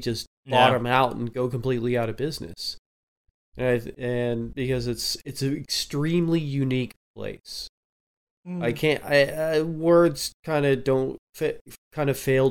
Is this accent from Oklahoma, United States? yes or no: yes; Oklahoma, United States; moved away; I'm originally from Oklahoma